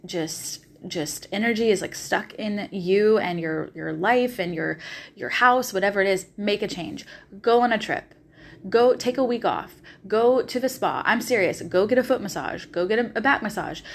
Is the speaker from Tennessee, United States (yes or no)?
yes; Nashville, Tennessee, United States; moved away as an adult; also born or lived in Los Angeles, California; now in Australia; I am originally from Nashville, Tennessee